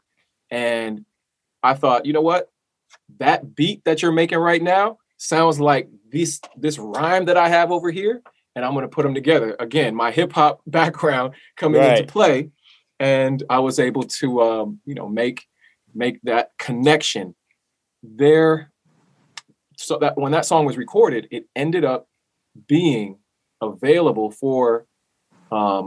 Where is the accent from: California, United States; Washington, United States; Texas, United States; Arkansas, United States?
California, United States; Southern; My parents are from Panama and I grew up in Southern California.